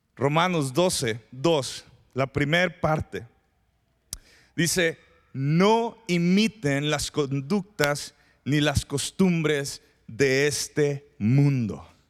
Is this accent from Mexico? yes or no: yes; Mexico; los mexicanos